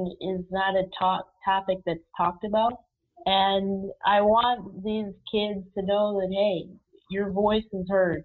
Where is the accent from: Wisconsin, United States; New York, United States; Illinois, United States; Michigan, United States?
New York, United States; Rochester; I was born in Rochester, New York